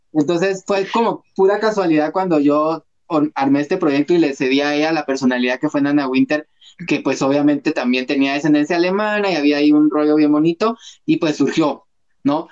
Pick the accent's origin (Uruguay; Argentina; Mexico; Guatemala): Guatemala; como guatemaltecos